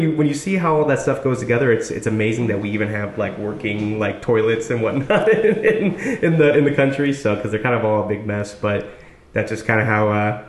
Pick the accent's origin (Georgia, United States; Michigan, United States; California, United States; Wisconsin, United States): Wisconsin, United States; Mequon; moved away as an adult; also born or lived in Milwaukee, Wisconsin; now in Austin, United States; I was raised in Mequon. Spent obviously most of my time in Milwaukee. Technically like 10 minutes away from Milwaukee, but the actual downtown would be like 20, 25 minutes to downtown